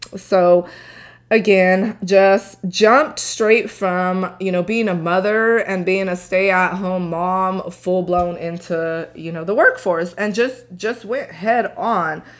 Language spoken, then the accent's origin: English; Tulare County, California, United States; also born or lived in Torrance, California / Cameron, Texas; I grew up in Tulare County